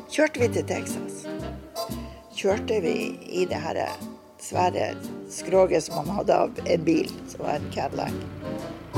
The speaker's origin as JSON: {"language": "Norwegian", "town": "Bodø", "region": "Nordland", "country": "Norway", "moved": "as an adult", "said": "vi kom ifra Bodø."}